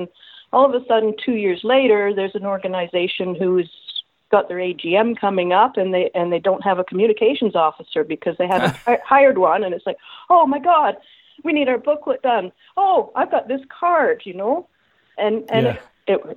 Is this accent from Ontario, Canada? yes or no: yes; Toronto, Ontario, Canada; also born or lived in Guelph; I was born and raised in Toronto.